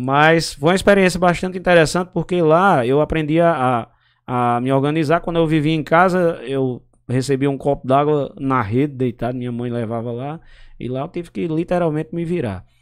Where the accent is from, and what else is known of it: São Bento, Paraíba, Brazil; born or raised there; also born or lived in Pombal, Paraíba